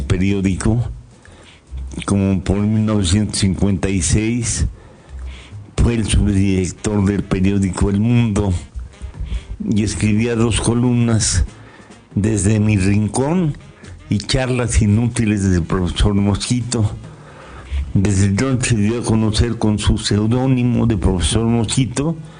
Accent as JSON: {"language": "Spanish", "town": "Toluca", "region": "State of Mexico", "country": "Mexico", "tie": "born or raised there", "said": "llegué yo aquí a los dos años de edad. Yo nací en el Distrito Federal, hoy Ciudad de México. Me trajeron de dos años"}